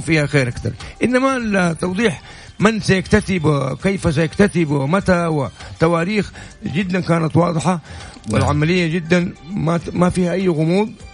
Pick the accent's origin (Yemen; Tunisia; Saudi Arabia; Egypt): Saudi Arabia; عندنا في السعوديه